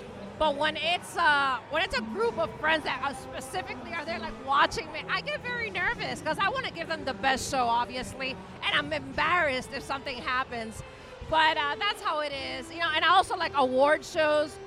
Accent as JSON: {"language": "English", "town": "Miami", "region": "Florida", "country": "United States", "tie": "born or raised there", "said": "I was born and raised here in Miami. Actually, 5 minutes from here, I was born and raised."}